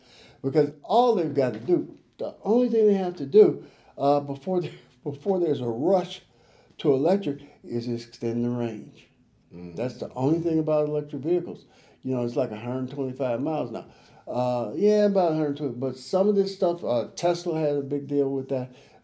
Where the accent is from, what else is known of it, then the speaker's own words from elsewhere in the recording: Chicago, Illinois, United States; I grew up in Chicago